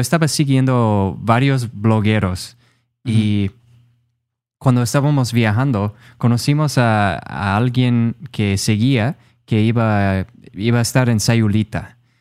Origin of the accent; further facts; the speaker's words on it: Rochester, Minnesota, United States; Spanish is a second language; moved away as an adult; now in San Juan, Puerto Rico; soy de Minnesota, en Estados Unidos. Ah, soy de una ciudad que se llama Rochester